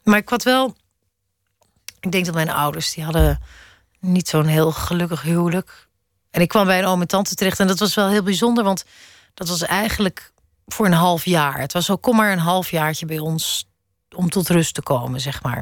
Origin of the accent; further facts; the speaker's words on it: Netherlands; moved away as an adult; also born or lived in Amsterdam; now in Brussels, Belgium; als Nederlander